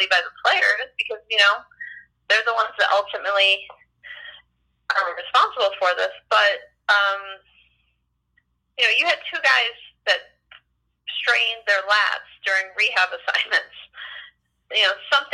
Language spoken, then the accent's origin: English; Oneida, New York, United States; I'm from Oneida